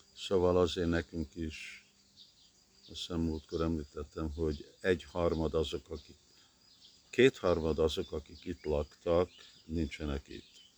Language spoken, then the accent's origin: Hungarian; Montreal, Quebec, Canada; moved away; also born or lived in Hungary; én Kanadában nőttem fel, Montrealba